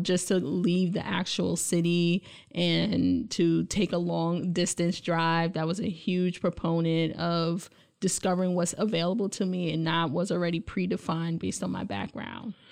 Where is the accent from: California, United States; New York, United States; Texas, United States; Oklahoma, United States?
New York, United States; New York City; moved away as an adult; also born or lived in Buffalo, New York / Indiana; now in Lansing, United States; I grew up in Brooklyn, New York